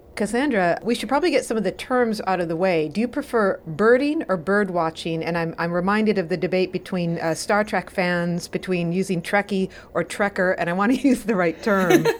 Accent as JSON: {"language": "English", "region": "Wisconsin", "country": "United States", "said": "I am from Wisconsin too"}